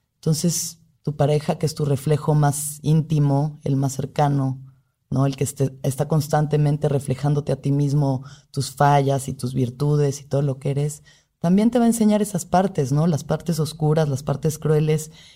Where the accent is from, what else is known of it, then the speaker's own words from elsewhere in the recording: Mexico; como mujer mexicana